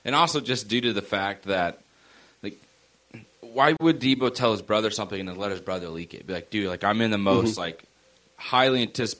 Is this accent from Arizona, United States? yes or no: no; South Carolina, United States; now in San Francisco, United States; I'm from South Carolina, and I'm right. fucking San Francisco.